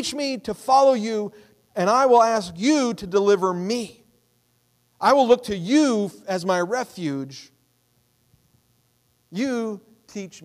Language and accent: English; United States; I'm an American.